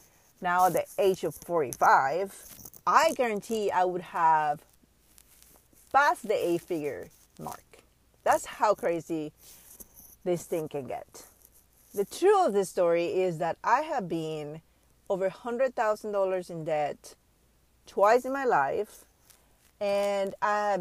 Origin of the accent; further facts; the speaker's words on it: Panama; I grew up in Panama, third world country from Central America